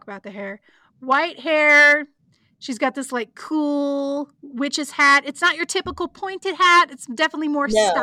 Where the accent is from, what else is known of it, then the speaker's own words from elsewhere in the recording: Oklahoma, United States; I'm from Oklahoma